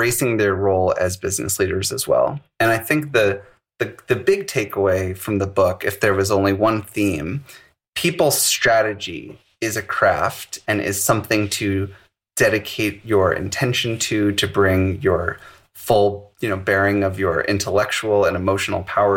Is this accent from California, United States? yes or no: no; St. Louis, Missouri, United States; I was born and raised in the Midwest. I grew up in a suburb of St. Louis, went to a public school